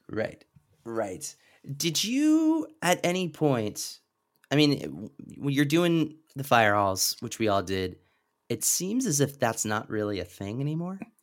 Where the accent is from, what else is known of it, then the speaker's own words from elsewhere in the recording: Lancaster, Pennsylvania, United States; moved away; I'm from Lancaster.